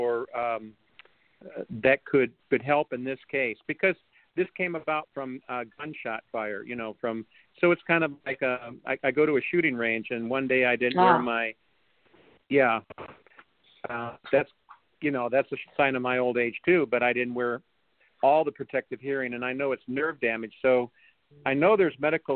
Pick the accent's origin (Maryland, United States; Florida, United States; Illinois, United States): Illinois, United States; Belvidere; now in Atlanta, United States; I'm from Belvedere, Illinois.